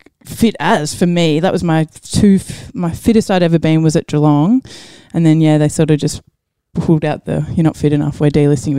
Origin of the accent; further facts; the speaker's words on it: New Zealand; also born or lived in Maryborough; now in Australia; Yeah, family from New Zealand, so lived there growing up and then moved back here. So born here, New Zealand, moved back here. then I was in Maryborough for a while.